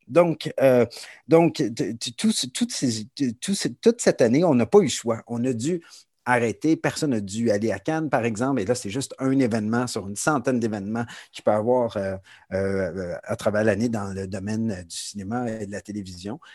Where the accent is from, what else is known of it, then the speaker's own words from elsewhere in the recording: Montreal, Quebec, Canada; moved away as an adult; now in Toronto, Canada; Je, je suis montréalais d'origine. J'ai déménagé à Toronto il y a déjà de ça plusieurs années, il y a 20 ans